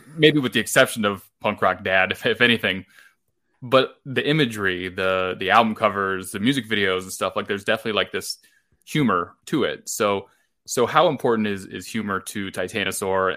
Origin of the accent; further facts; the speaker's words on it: Illinois, United States; I come from such a small town in Illinois that there was no concerts around me ever